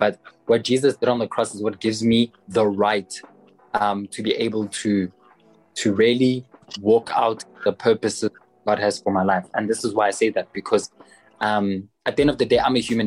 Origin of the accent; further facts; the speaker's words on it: South Africa; I'm South African, so I have context